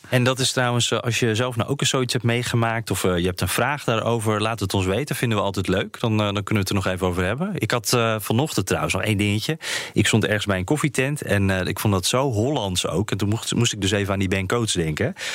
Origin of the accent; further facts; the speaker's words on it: Netherlands; Wij Nederlanders